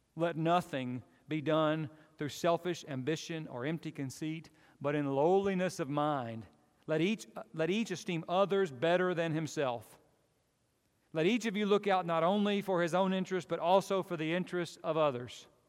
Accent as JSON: {"language": "English", "country": "United States", "said": "I'm an American"}